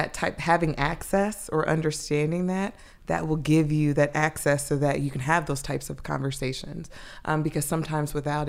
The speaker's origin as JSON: {"language": "English", "town": "Atlanta", "region": "Georgia", "country": "United States", "tie": "born or raised there", "also_born_or_lived": "New York", "said": "So Maryland is my ninth state, I believe. And so I born and raised in Atlanta, Georgia. Most of my childhood was spent there, but then moved between there and New York."}